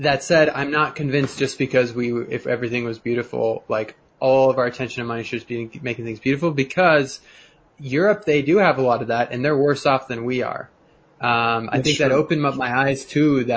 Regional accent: Denver, Colorado, United States; I'm from Denver

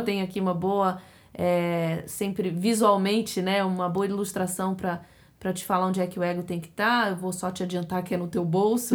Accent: Brazil; now in United States; A gente é brasileira, a gente trouxe a nossa hábito cultural e, e culinário pra cá

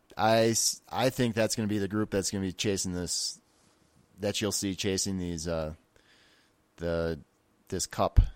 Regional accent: Wisconsin, United States; moved away; I'm originally from Wisconsin

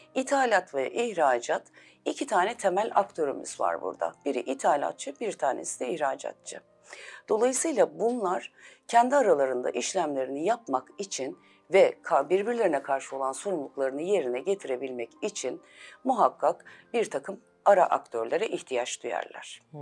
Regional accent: Elazığ Province, Turkey; 1975 Elazığ doğumluyum.

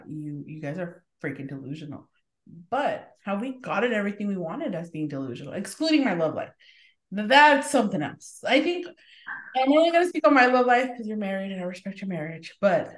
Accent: East Los Angeles, California, United States; I feel like we're from East LA technically. Like technically.

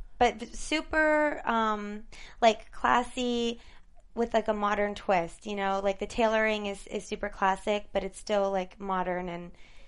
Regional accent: Michigan, United States; moved away as an adult; also born or lived in Toronto, Ontario, Canada; now in Los Angeles, United States; I'm from Canada originally, outskirts of Toronto. Grew up with a big Italian family. And my parents worked in the car industry for General Motors, and they got transferred to the States. So we moved to Michigan. Represent. And I grew up in Michigan

